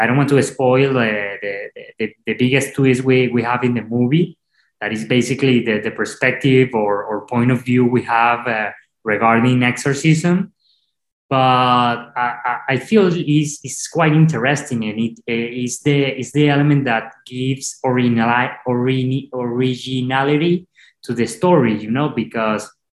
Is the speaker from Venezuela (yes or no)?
yes; Venezuela; English is a second language; moved away as an adult; now in Los Angeles, United States; I am from Venezuela